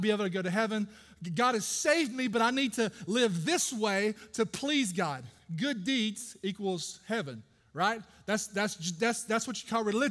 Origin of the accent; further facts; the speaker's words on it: Brooklyn, Georgia, United States; I grew up in Brooklyn, Georgia, of all places, right down the road